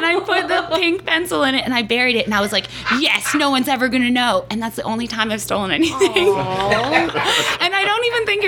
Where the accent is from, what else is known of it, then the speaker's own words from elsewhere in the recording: Florida, United States; moved away; I was like 7, and I grew up in Florida